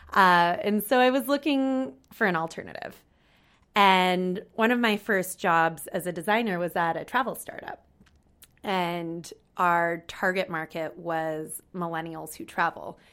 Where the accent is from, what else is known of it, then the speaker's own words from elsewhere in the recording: California, United States; moved away; also born or lived in San Francisco; I'm twenty-six and I'm from California in the United States